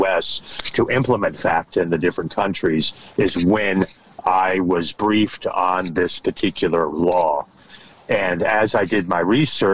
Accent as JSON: {"language": "English", "country": "United States", "also_born_or_lived": "Bethesda, Maryland / France", "moved": "as an adult", "lives_now": "Paris, France", "said": "I'm American, but I'm also French. And I am technically based in Paris, but I'm spending time in the U.S. right now"}